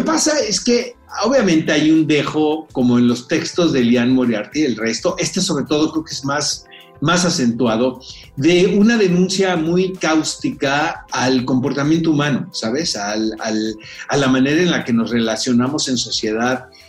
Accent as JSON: {"language": "Spanish", "country": "Mexico", "said": "como mexicanos"}